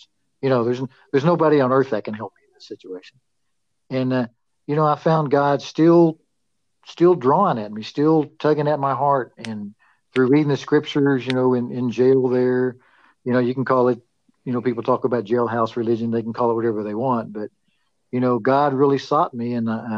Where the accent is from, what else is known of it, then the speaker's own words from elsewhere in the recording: Amarillo, Texas, United States; also born or lived in Pampa, Texas; I was born in Pampa, and we moved to Amarillo, and I went to school, grew up here in Amarillo.